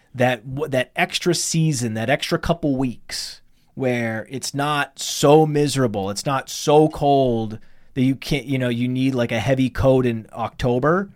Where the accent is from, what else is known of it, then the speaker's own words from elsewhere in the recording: Millinocket, Maine, United States; now in Connecticut, United States; when I was growing up in Millinocket, Maine, which is northern Maine